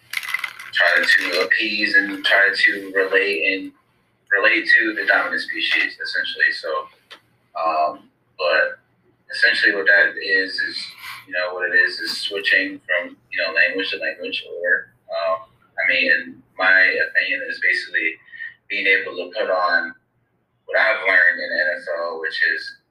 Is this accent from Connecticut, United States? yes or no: yes; Waterbury, Connecticut, United States; I'm from Waterbury, Connecticut